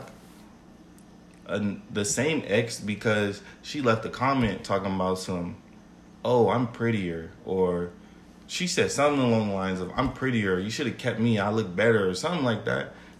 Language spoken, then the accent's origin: English; Las Vegas, Nevada, United States; growing up in Vegas